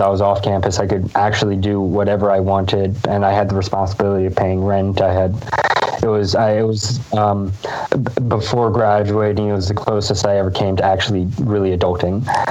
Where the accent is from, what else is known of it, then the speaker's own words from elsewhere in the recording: Lancaster, Pennsylvania, United States; I grew up in Lancaster, Pennsylvania